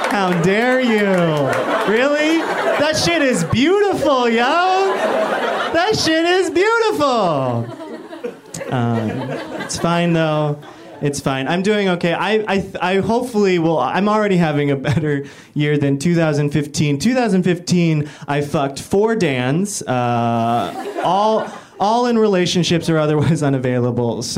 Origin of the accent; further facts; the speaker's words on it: Midwest, United States; moved away; also born or lived in Korea; growing up in the Midwest with this face and a white family